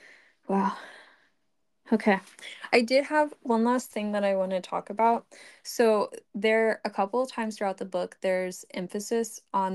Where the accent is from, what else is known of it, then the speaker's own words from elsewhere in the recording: United States; But like if, again, this is me as an American woman